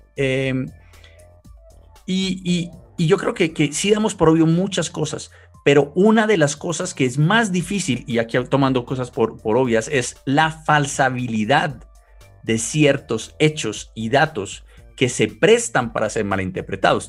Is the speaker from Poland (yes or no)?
no; Colombia; soy colombiano